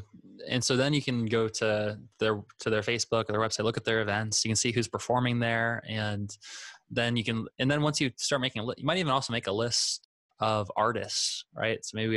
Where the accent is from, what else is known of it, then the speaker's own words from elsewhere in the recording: South Dakota, United States; now in Orlando, United States; because I moved here, so I don't technically like I came from South Dakota, so I don't have a lot of like, you know, friends nearby that are performing out live.